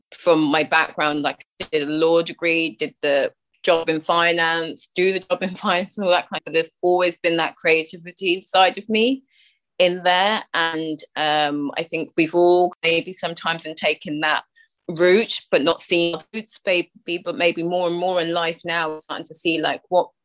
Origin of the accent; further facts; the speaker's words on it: United Kingdom; now in Ireland; because I'm from the UK, obviously, by my accent